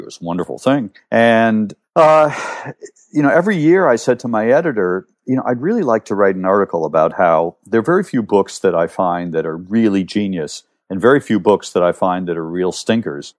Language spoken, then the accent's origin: English; New York, United States; moved away as an adult; also born or lived in Cleveland, Ohio / England; now in Rome, Italy; I grew up mostly in New York, but I lived in Cleveland, Ohio